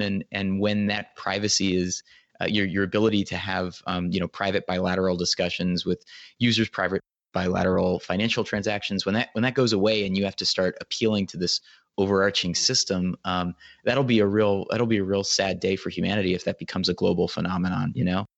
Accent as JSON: {"language": "English", "country": "United States", "said": "as an American"}